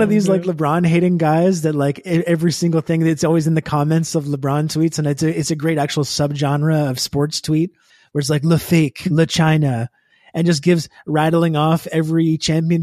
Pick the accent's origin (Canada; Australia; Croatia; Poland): Canada; I'm Canadian.